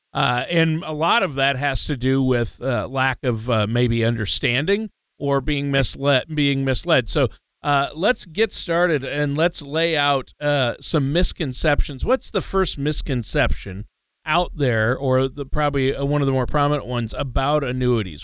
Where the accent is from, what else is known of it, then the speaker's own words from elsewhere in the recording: Minnesota, United States; I'm from Minnesota and we really didn't have a college football team